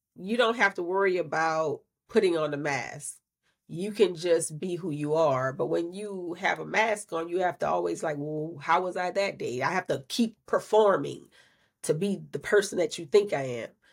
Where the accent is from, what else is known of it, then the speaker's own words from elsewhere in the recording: Louisiana, United States; I'm from Louisiana